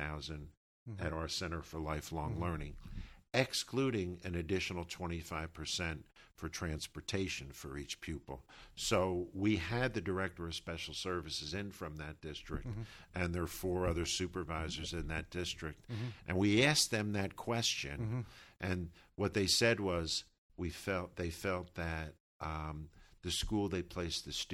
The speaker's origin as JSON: {"language": "English", "town": "New Brunswick", "region": "New Jersey", "country": "United States", "tie": "born or raised there", "said": "growing up in New Brunswick, having my whole life experience through the urban experience"}